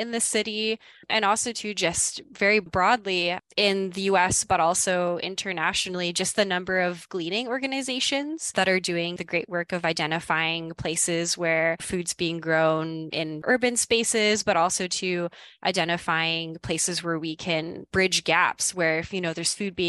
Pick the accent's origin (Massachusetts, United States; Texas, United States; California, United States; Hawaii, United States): Hawaii, United States; moved away; I am originally from Hawaii, so I'm actually from out of state